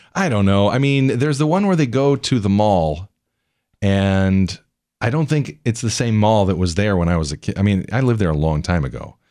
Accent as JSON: {"language": "English", "town": "Scranton", "region": "Pennsylvania", "country": "United States", "tie": "born or raised there", "moved": "yes", "said": "Where I grew up in Scranton."}